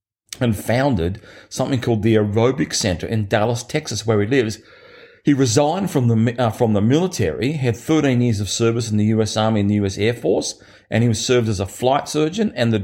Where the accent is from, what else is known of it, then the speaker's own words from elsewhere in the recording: Australia; my hometown that I grew up in here in Australia, which only had about 4,000 people